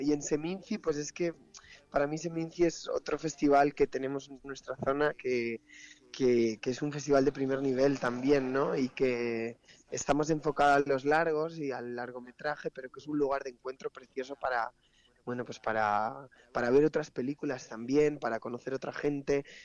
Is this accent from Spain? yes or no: yes; Palencia, Castile and León, Spain; mi tierra